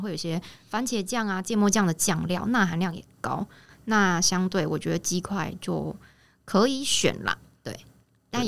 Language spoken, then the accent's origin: Chinese; Taichung, Taiwan; 我是台中人